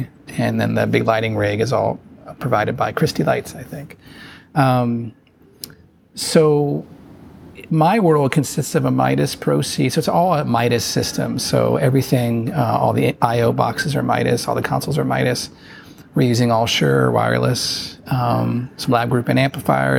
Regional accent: Cincinnati, Ohio, United States; I'm from Cincinnati, Ohio

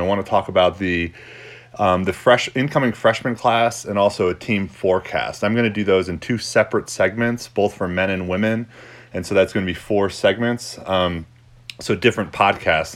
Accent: New York, United States; moved away as an adult; also born or lived in Dallas / Pennsylvania / Belgium; now in Colorado, United States; I was born in Dallas, um, but actually grew up in New York.

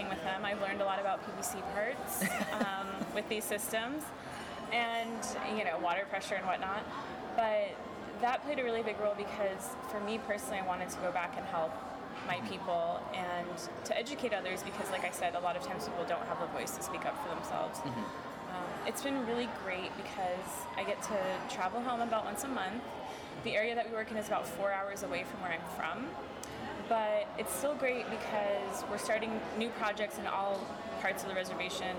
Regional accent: Tuba City, Arizona, United States; moved away; also born or lived in Chicago; I myself am from the Navajo Nation. I'm from the Arizona side, Tuba City

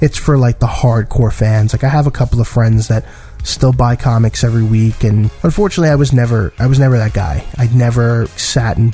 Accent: New York City, New York, United States; I was born and raised in Brooklyn, New York

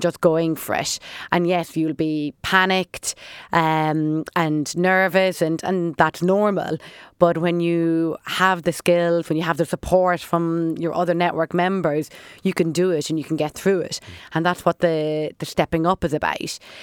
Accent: Dublin, Leinster, Ireland; We grew up in Dublin

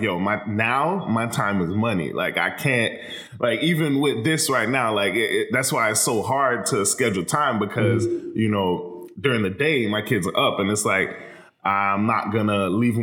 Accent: Miramar, Florida, United States; I'm from Miramar

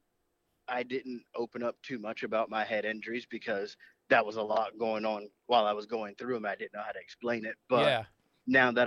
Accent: Maryland, United States; moved away; also born or lived in Dallas-Fort Worth area, Texas; I'm originally from Maryland.

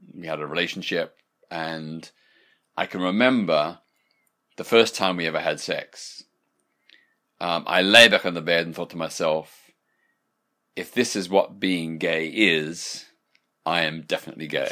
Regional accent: Australia; when I was growing up in Australia in the nineteen sixties

